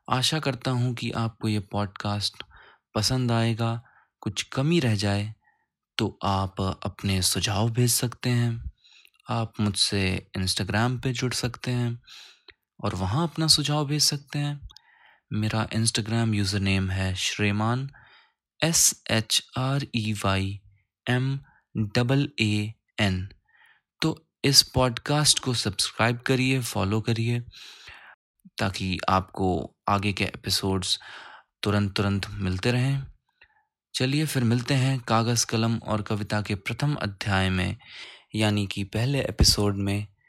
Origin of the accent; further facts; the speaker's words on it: Uttar Pradesh, India; now in Gurugram, India; मैं उत्तर प्रदेश का मूल निवासी हूँ और इस समय गुरुग्राम हरियाणा में कार्यरत हूँ